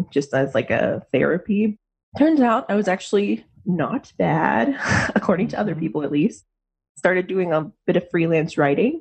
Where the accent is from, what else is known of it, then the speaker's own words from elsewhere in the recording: Gastonia, North Carolina, United States; moved away as an adult; also born or lived in Raleigh, North Carolina; now in Portland, United States; I'm actually originally from Gastonia, so the Charlotte neck of the woods.